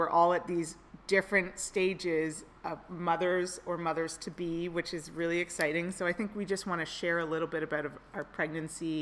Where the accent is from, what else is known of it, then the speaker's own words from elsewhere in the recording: Toronto, Ontario, Canada; moved away as an adult; now in San Jose, United States; I moved here 3 years ago from Toronto, Canada. My husband got a job here in tech, and then I got a job as well in tech, which was a little bit difficult considering I'm Canadian